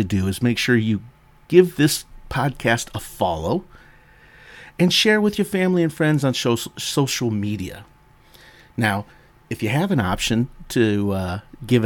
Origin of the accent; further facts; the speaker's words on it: United States; accent: American; my poor American accent